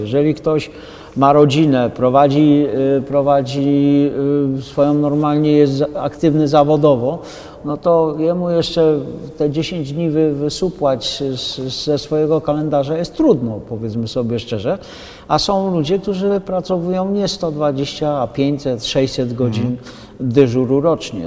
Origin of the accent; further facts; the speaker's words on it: Podhale, Lesser Poland, Poland; moved away; pochodzę z Podhala, jestem, jak to gadają, rodowity górol